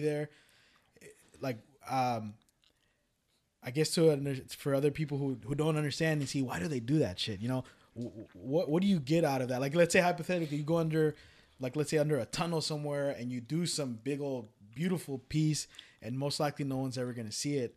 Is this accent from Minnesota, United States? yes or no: no; Richmond, California, United States; I grew up, born and raised in Richmond